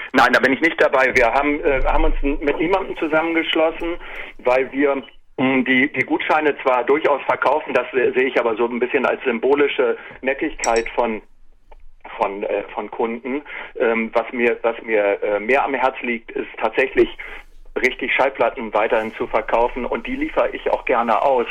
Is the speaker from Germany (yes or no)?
yes; Germany; ich bin ja ein Kind des Viertels. Ne? Ich bin ja in der Zellerstraße aufgewachsen